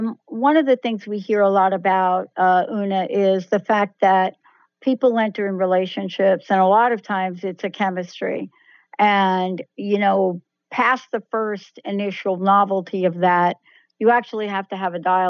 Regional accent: East Coast, United States; now in Seattle, United States; And I came from the East Coast where outside of New York, it wasn't that evident.

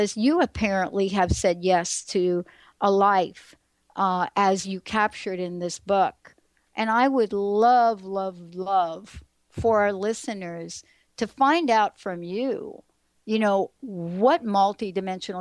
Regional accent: New York, United States; moved away as an adult; now in Seattle, United States; this kid growing up in the Bronx in New York

